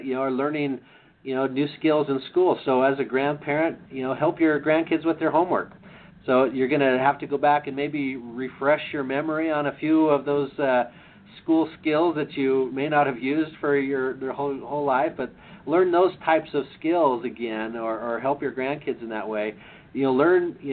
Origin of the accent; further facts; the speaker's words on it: Idaho, United States; now in Utah, United States; I grew up in Idaho